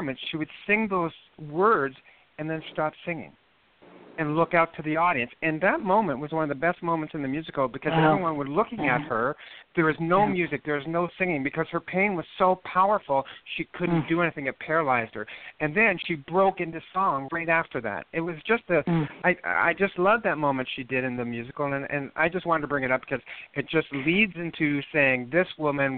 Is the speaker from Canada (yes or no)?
yes; Moose Jaw, Saskatchewan, Canada; I was born in a place called Moose Jaw, Saskatchewan